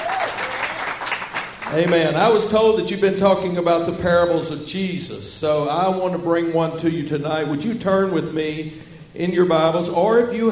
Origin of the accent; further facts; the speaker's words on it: Southwest Arkansas, United States; where I grew up in Southwest Arkansas. I grew up talking like this, y'all.